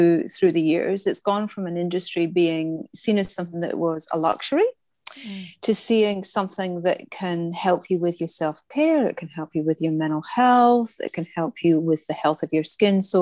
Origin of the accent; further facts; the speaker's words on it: Scotland, United Kingdom; moved away as an adult; now in Australia; as you can probably hear by the accent, I'm from Scotland. I've been in Australia about 23 years